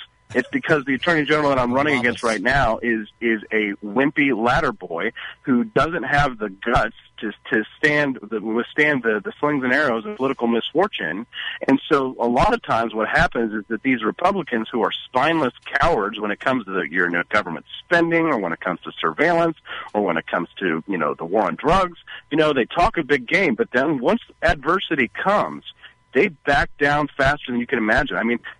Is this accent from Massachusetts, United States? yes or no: no; Peculiar, Missouri, United States; also born or lived in Independence, Missouri; I was born in Independence, but I was raised on a horse farm out in Peculiar, where the odds are with you, we say.